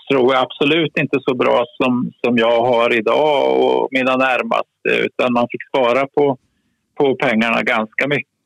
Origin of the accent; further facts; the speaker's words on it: Kisa, Östergötland, Sweden; moved away; Jag är född i Kisa i Östergötland, södra Östergötland. Ett litet samhälle på 5000 personer ungefär om man räknar omgivningarna. En trygg och bra miljö att växa upp i.